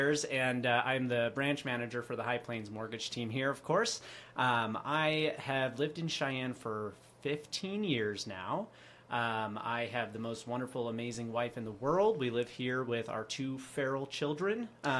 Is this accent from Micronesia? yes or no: yes; Micronesia; born there; I was born in the Federated States of Micronesia.